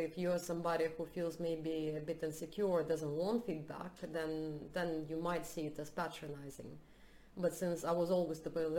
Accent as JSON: {"language": "English", "country": "Russia", "also_born_or_lived": "United States", "moved": "yes", "lives_now": "Sweden", "said": "I'm from Russia"}